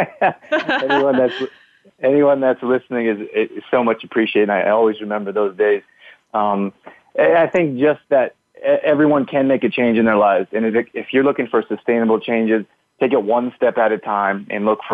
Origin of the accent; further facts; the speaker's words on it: Canada; moved away as an adult; also born or lived in United States; I grew up here in Canada. Then when I was 18, I moved to the U.S.